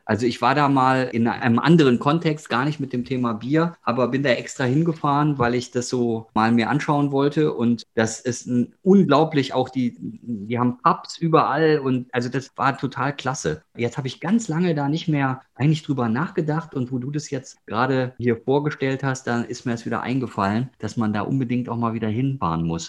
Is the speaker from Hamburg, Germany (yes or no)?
no; Ruhr area, North Rhine-Westphalia, Germany; ich komme aus dem Ruhrgebiet